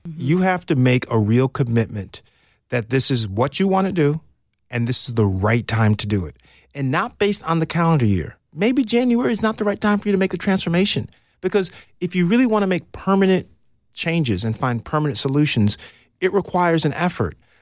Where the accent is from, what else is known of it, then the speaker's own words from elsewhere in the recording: New York, United States; moved away; I'm from New York